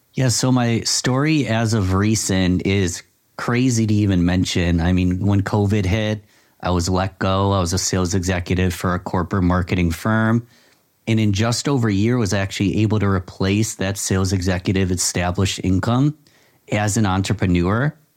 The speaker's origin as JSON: {"language": "English", "town": "Rochester", "region": "New York", "country": "United States", "tie": "born or raised there", "said": "my hometown of Rochester, New York"}